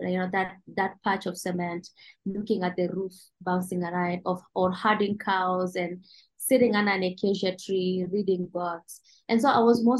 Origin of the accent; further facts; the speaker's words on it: Mogotio, Baringo County, Kenya; I grew up here in Mogotio